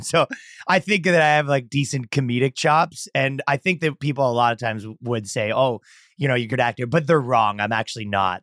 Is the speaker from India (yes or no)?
no; Canada; moved away as an adult; also born or lived in New York; now in Miami, United States; I'm from Canada and I moved to America pretty recently